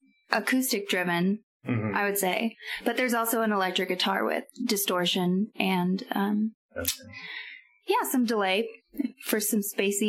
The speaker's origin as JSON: {"language": "English", "town": "Fresno", "region": "California", "country": "United States", "moved": "yes", "lives_now": "Portland, United States", "said": "I'm from Central California."}